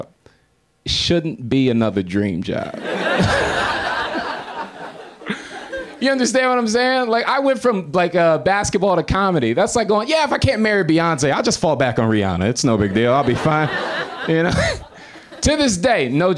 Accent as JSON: {"language": "English", "region": "Florida", "country": "United States", "tie": "born or raised there", "moved": "as an adult", "lives_now": "Los Angeles, United States"}